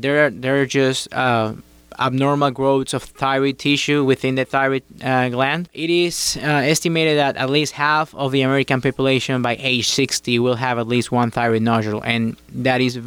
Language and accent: English; Guayaquil, Guayas, Ecuador; moved away as an adult; also born or lived in Morristown, New Jersey / Miami, Florida; now in United States; I attended medical school at Universidad Católica of Guayaquil. That's my hometown.